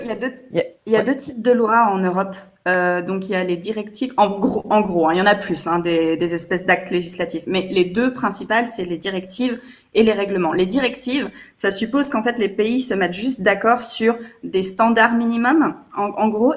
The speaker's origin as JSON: {"language": "French", "country": "France", "said": "je ne suis pas belge, je suis française."}